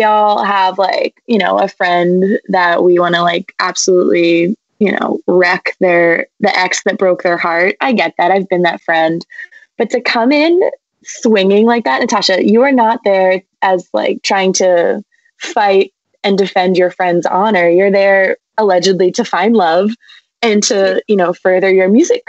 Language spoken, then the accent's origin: English; New Jersey, United States; moved away as an adult; also born or lived in New England; I am from New Jersey